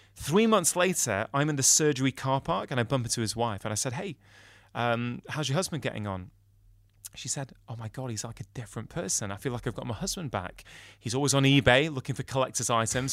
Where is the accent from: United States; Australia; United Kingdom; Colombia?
United Kingdom; I'm a Brit